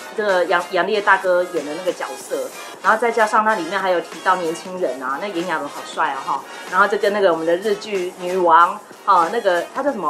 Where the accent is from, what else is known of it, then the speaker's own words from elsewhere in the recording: Taipei, Taiwan; 像那个万华啦，或者说还到了什么，呃，师大商圈啊，公馆商圈，真的我们小时候都是在那边长大的